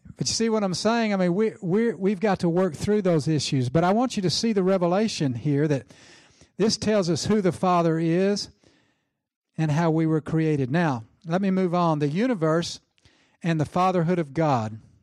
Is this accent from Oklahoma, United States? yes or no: yes; Oklahoma, United States; I'm from Oklahoma in the South.